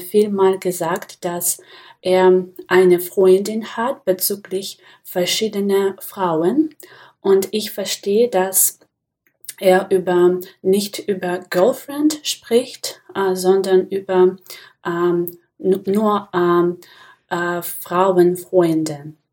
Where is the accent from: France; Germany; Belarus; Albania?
Belarus; German is a second language; ich komme aus Belarus